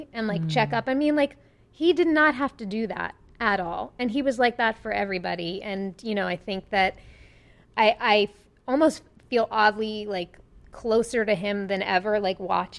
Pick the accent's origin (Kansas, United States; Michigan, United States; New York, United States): New York, United States; Long Island; born or raised there; accent: Long Island